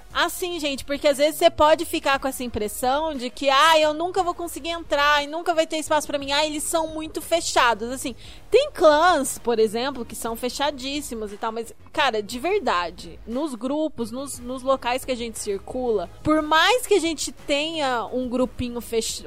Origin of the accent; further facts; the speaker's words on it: Curitiba, Paraná, Brazil; eu sou de Curitiba